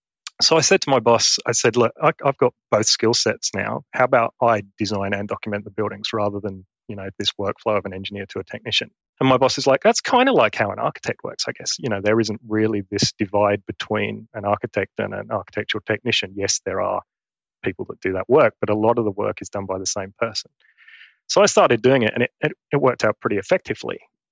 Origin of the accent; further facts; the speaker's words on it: East of England, United Kingdom; accent: Essex; now in Queensland, Australia; So I'm from Essex in England. And if any of your listeners are familiar with the Essex accent, my Essex accent has gone. And now I probably have a very bogan Queensland accent.